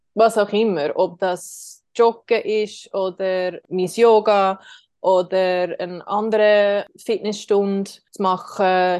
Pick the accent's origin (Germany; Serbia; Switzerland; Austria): Switzerland; wir können das auch machen als Schweizer